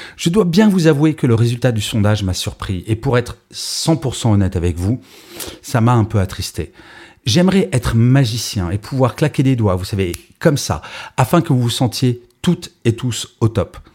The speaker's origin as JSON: {"language": "French", "country": "France", "said": "je suis français"}